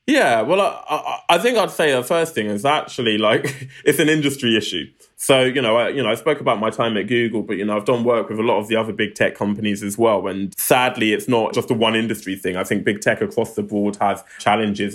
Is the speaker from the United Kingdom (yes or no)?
yes; London, United Kingdom; I grew up in Southeast London, a place called Lewisham